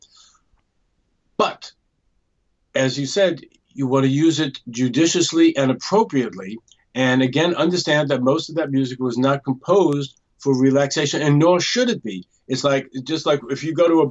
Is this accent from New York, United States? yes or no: yes; New York, United States; I also come from New York